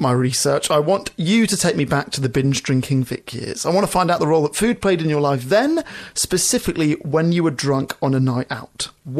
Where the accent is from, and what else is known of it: Pommy, England, United Kingdom; now in Australia